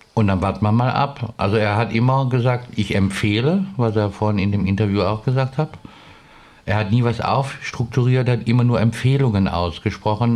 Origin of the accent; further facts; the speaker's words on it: Cologne, North Rhine-Westphalia, Germany; now in Stuttgart, Germany; ich komme ja aus Köln, das ist ja noch nochmal ein ganz anderer Menschenschlag